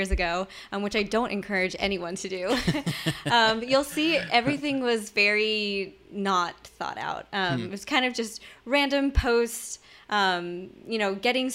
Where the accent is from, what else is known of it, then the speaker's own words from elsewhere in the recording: Florida, United States; moved away as an adult; now in Atlanta, United States; I'm not an Atlanta native, sure. Although some people assume I am. I grew up in Florida and moved here